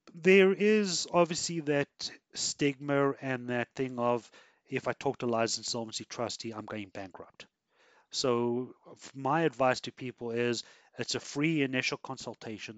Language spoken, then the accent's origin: English; South Africa; now in Canada; I come from South Africa